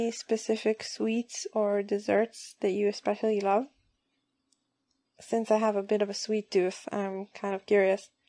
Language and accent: English; Israel; I'm from Israel